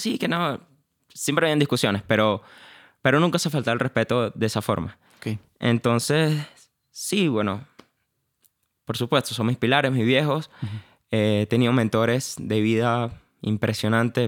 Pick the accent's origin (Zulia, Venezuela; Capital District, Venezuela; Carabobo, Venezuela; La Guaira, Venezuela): Carabobo, Venezuela; Valencia; moved away as an adult; Yo nací en Valencia, nací y criado allá